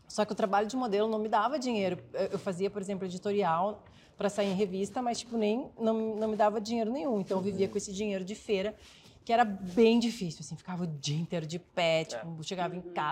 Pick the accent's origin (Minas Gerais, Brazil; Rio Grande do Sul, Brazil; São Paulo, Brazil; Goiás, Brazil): Rio Grande do Sul, Brazil; Porto Alegre; É, eu sou de Porto Alegre, daí eu passei, a, assim, trabalhava uma vida normal, né? Lá em Porto Alegre.